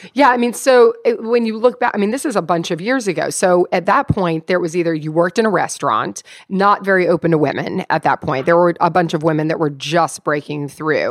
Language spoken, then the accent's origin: English; Louisville, Kentucky, United States; I'm from Louisville, Kentucky.